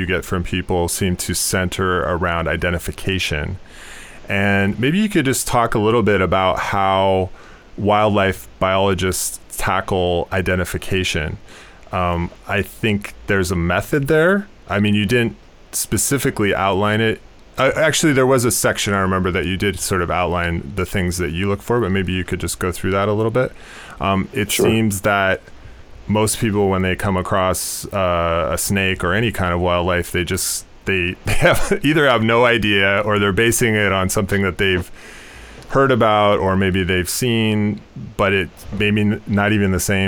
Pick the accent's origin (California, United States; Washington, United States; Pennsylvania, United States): Washington, United States; Seattle; now in New York City, United States; I'm from Western Washington, Seattle area originally, and now live in New York City.